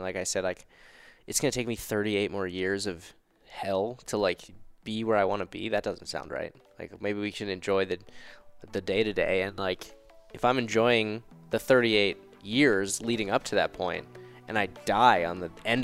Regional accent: Mount Laurel, New Jersey, United States; also born or lived in New York City; now in Denver, United States; I'm from Mount Laurel, New Jersey, South Jersey, near Philadelphia. And I live in Denver, Colorado now

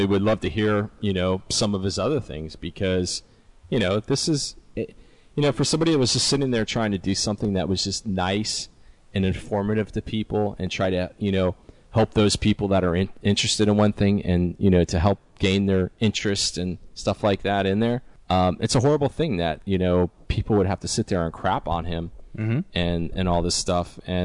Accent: South Florida, United States; Me and Chris, we were born and raised in South Florida

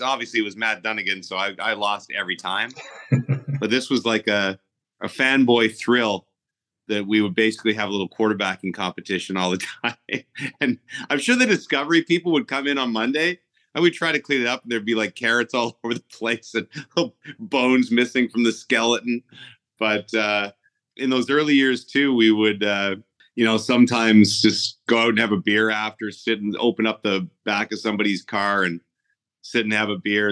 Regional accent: Ottawa, Ontario, Canada; moved away as an adult; I was born in Ottawa actually, and we were back in Ottawa by the time I was eight.

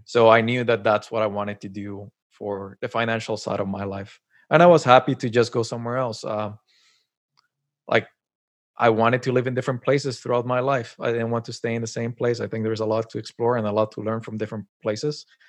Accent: Colombia; moved away as an adult; now in Canada; I was born and raised in Colombia, and then moved to Canada. It's been, like, ten years I'm here

